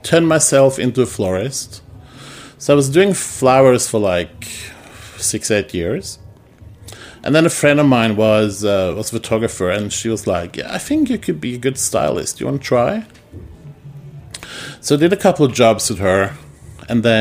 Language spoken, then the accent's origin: English; Oslo, Norway; moved away as an adult; now in New York, United States; I was born and raised in Norway, in Oslo, the capital